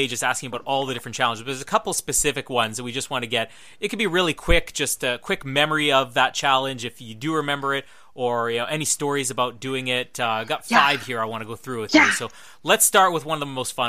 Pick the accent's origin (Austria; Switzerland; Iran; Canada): Canada; Winnipeg, Manitoba; it took place in my hometown of Winnipeg